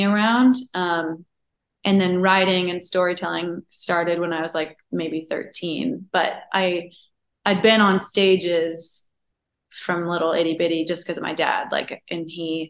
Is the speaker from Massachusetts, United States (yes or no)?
no; Napa Valley, California, United States; California. I'm from Napa Valley. So I'm from the northern part.